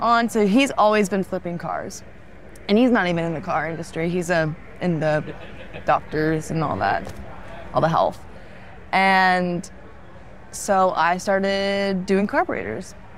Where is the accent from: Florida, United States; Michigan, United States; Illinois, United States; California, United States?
Florida, United States; I'm from Florida.